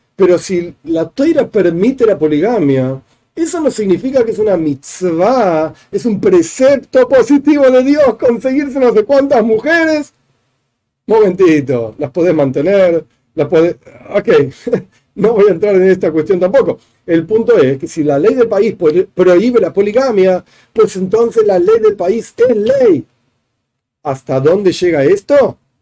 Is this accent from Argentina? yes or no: yes; Argentina; yo vivo en Argentina, soy argentino, nací en Argentina